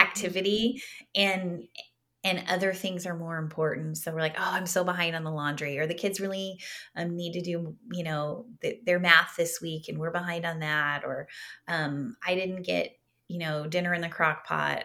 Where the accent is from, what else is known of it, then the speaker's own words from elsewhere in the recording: Southern California, United States; I grew up in Southern California